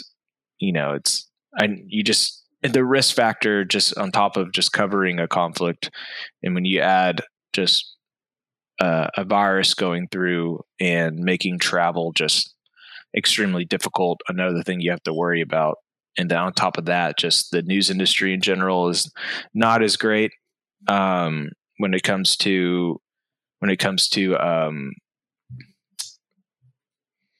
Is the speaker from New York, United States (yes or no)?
no; Austin, Texas, United States; I am from Austin, Texas, originally. So I've been a Texas raised for my entire life